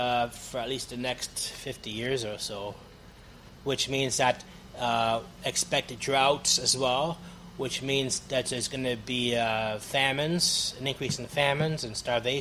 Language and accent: English; Hamilton, Ontario, Canada; I'm originally from Hamilton, Ontario